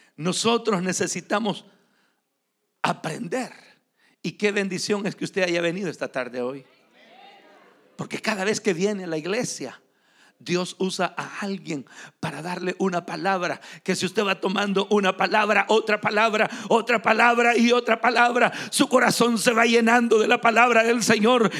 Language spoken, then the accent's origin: Spanish; San Miguel, El Salvador; moved away; also born or lived in Morazán, El Salvador / Atlanta, Georgia, United States; yo crecí en San Miguel. Pero yo no nací ahí.